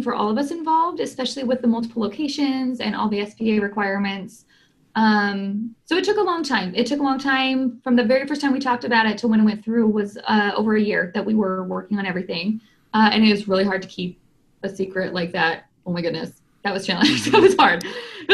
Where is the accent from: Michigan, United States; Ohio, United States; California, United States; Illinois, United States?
California, United States; Southern; I grew up in this area. So I'm from Southern California.